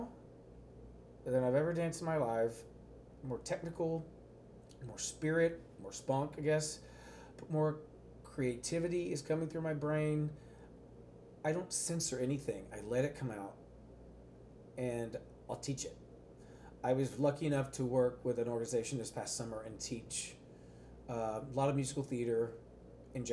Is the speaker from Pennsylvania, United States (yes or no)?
no; Texas, United States; accent: Texas